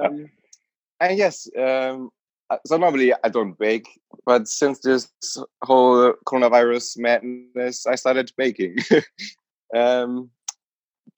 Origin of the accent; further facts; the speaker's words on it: Germany; also born or lived in Nuremberg; I'm from Germany. I grew up in a little village and then later moved to Nuremberg